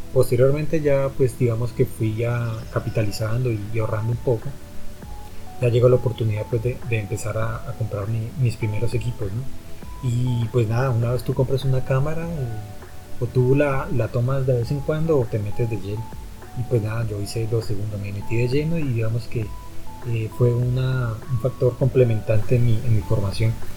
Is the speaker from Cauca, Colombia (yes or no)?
yes; Popayán, Cauca, Colombia; also born or lived in Bogotá; yo soy bogotano, pero pues toda la vida me crié aquí en Popayán